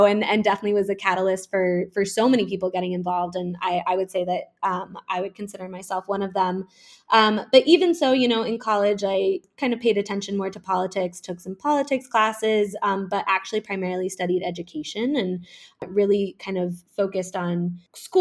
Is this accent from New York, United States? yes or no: yes; Woodstock, New York, United States; now in Ridgewood, New York, United States; originally, I am actually from Woodstock, New York, which is a little town about 2 hours, a very small but famous little town about 2 hours upstate from New York City. And I grew up there